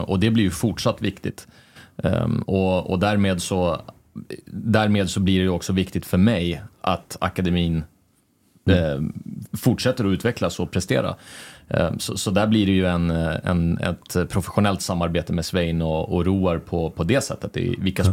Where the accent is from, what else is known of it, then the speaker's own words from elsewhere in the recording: Sweden; moved away as an adult; also born or lived in Denmark; now in Norway; jag kommer ju från Sverige